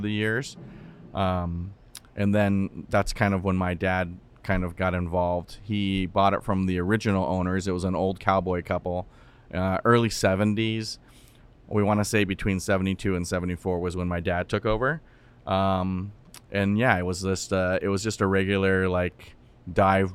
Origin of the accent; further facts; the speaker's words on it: Tempe, Arizona, United States; I'm a Tempe native, so I grew up in Tempe.